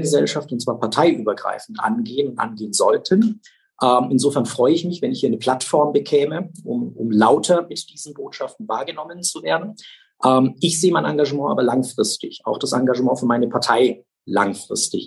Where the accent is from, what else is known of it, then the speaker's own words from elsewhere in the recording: Nuremberg, Bavaria, Germany; ich bin in der Südstadt groß geworden. Google-Straße, Siemensbrücke, Wölkernstraße. Da bin ich geboren, da bin ich aufgewachsen